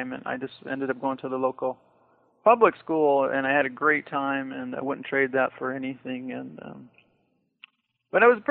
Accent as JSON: {"language": "English", "town": "Daly City", "region": "California", "country": "United States", "tie": "born or raised there", "said": "I grew up in Daly City, California, which borders San Francisco"}